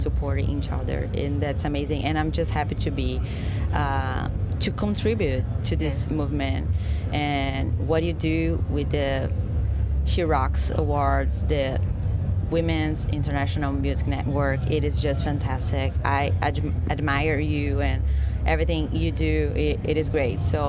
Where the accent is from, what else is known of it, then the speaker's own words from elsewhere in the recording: Brazil; moved away as an adult; now in Los Angeles, United States; I moved from Brazil to LA, like, 3 years ago.